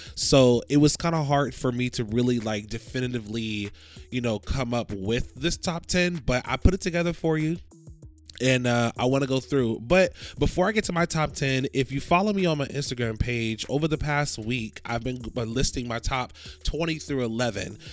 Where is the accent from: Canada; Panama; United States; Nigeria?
United States; Florida; I'm from Florida